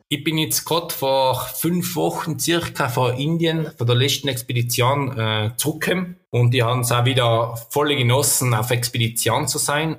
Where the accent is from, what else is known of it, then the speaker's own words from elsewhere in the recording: South Tyrol, Trentino-Alto Adige, Italy; bei uns in Südtirol